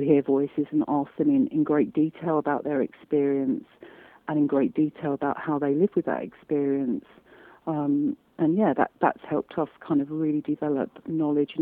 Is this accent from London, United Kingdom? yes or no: yes; London, United Kingdom; I say that as a Londoner